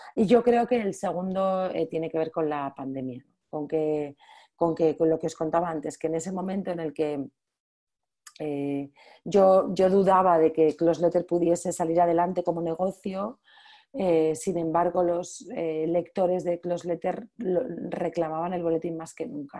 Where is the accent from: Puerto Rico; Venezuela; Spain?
Spain; soy la primera española